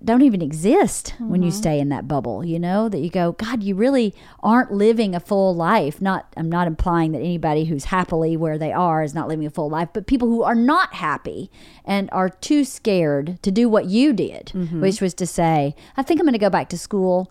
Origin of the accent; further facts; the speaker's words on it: rural Georgia, United States; moved away; I grew up in my hometown's 1,800 people, really small, rural Georgia.